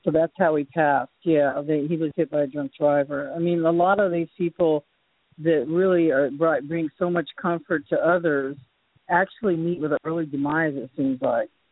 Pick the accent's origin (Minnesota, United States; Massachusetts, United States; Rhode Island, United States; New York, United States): Massachusetts, United States; Boston; moved away; I was born in Boston